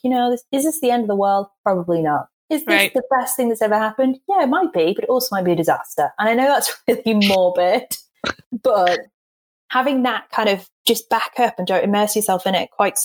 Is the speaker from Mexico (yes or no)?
no; England, United Kingdom; accent: posh; I'm from England and I sound posh